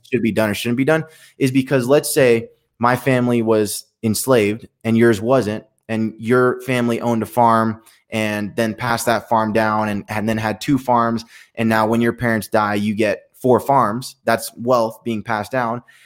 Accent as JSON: {"language": "English", "town": "Allentown", "region": "Pennsylvania", "country": "United States", "tie": "born or raised there", "first_language": "Spanish", "second_language": "English", "moved": "yes", "said": "my hometown, and I grew up, grew up in the hood"}